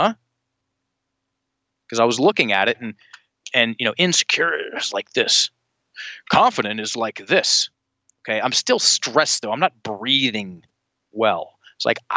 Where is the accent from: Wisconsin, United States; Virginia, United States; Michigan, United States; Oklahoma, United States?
Virginia, United States; Richmond; Richmond, my hometown